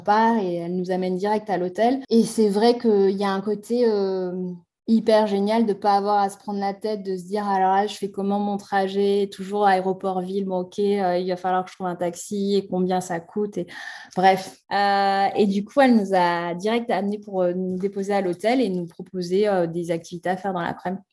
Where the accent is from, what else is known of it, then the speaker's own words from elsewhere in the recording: France; chez nous en France